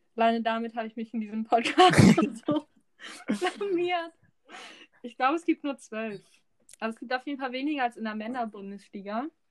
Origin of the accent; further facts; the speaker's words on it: Hamburg, Germany; Wir sind beide in Hamburgs Amateurfußball groß geworden.